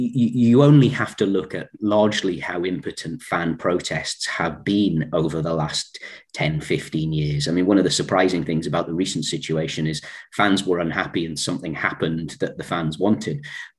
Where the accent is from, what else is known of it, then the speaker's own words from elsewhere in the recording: Newcastle upon Tyne, North East England, United Kingdom; when I was a child growing up in Newcastle